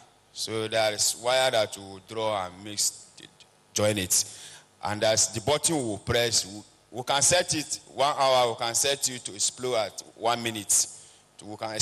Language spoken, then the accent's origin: English; Yola, Adamawa, Nigeria; I'm from Adamawa State, Yola.